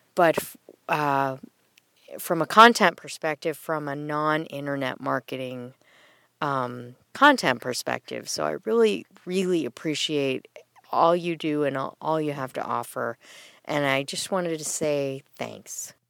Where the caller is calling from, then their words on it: Central Massachusetts, United States; I'm calling from Central Massachusetts